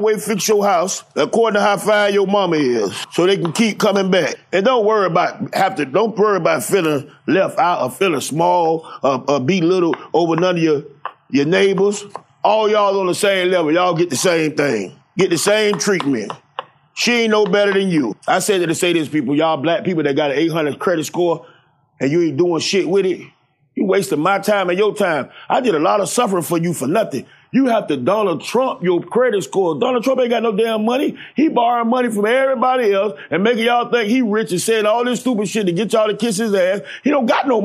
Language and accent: English; Miami, Florida, United States; I'm from Jackson Memorial Hospital, man. I was raised off WIC, Medicaid, food stamps